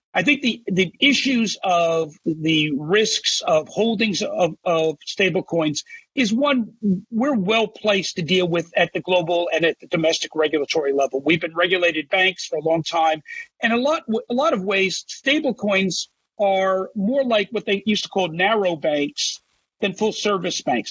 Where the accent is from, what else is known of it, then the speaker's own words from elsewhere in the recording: New Jersey, United States; my home state of New Jersey